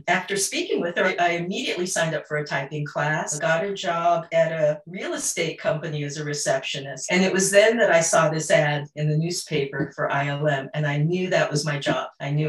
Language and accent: English; Monterey, California, United States; I grew up in Monterey, California. I went to a Catholic girls' school for 10 years that was heavy in the arts.